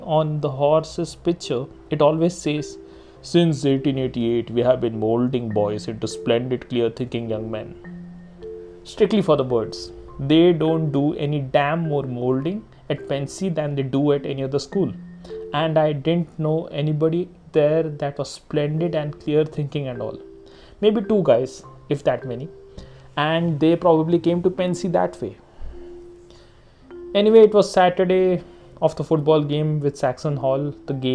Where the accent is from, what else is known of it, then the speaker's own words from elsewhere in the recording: India; I'm an Indian